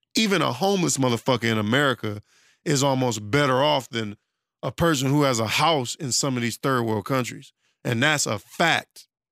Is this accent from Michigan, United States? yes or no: yes; Detroit, Michigan, United States; I'm from Detroit